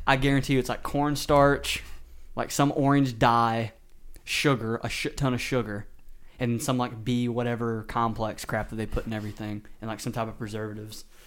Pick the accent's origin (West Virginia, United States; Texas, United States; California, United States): Texas, United States; moved away; I'm from Texas